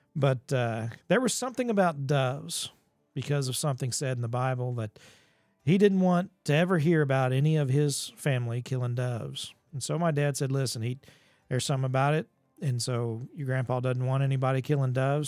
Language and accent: English; Ozark Mountains, along the Gasconade River, Missouri, United States; Growing up in the Ozark Mountains and there just along the Gasconade River